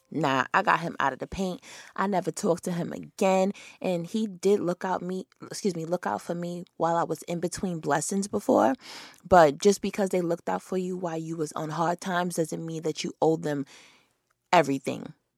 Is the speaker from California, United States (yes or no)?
no; New York, United States; moved away; I'm from New York.